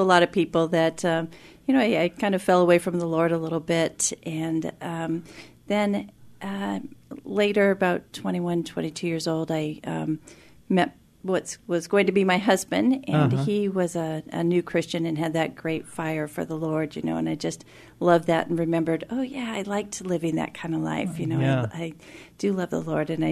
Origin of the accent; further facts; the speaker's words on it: Tacoma, Washington, United States; Born and raised in Tacoma, Washington